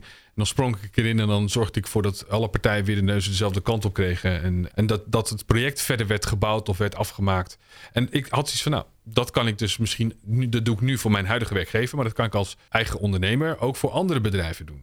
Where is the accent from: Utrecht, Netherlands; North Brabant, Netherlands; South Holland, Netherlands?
Utrecht, Netherlands; Ik ben geboren in Utrecht en opgegroeid in een achterstandswijk.